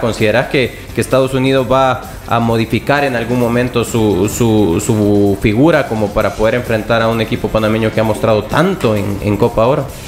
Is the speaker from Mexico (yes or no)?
no; El Salvador; como salvadoreños.